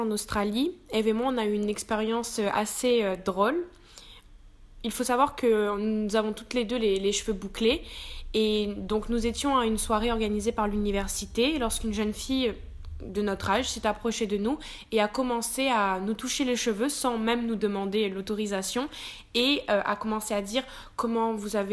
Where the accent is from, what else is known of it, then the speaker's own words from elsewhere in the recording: Réunion, France; Ça a surtout démarré quand je suis arrivée en métropole puisque je suis originaire de La Réunion.